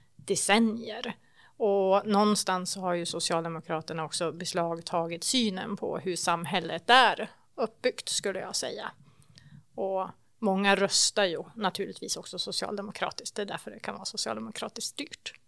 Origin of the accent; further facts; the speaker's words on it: Avesta, Dalarna County, Sweden; also born or lived in Borlänge; Jag är från Avesta, men jag har bott många år i Bålänge och även jobbat i Falun tidigare